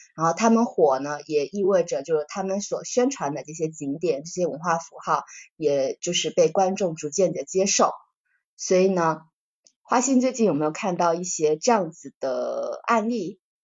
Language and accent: Chinese; Quanzhou, Fujian, China; 像泉州的话，泉州也是，呃，文化遗产非常多，文化积淀很深的一个城市，是我的家乡